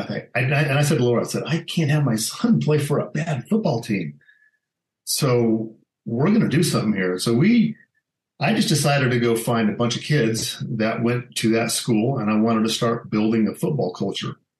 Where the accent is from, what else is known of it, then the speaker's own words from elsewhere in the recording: Alamosa, Colorado, United States; also born or lived in Grand Junction, Colorado; my dad was transferred. He was J.C. Penney, and he was transferred to Alamosa, Colorado, and that's pretty much where I grew up